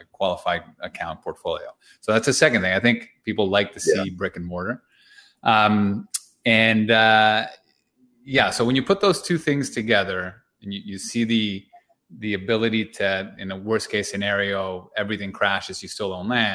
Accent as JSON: {"language": "English", "town": "Toronto", "region": "Ontario", "country": "Canada", "said": "we're from Toronto"}